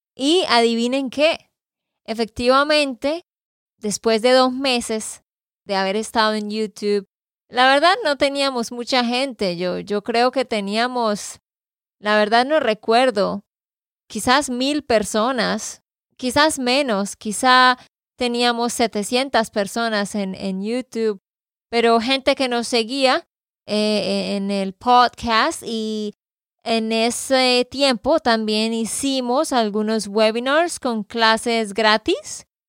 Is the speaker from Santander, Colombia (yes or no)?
yes; Santander, Colombia; de Santander, Colombia.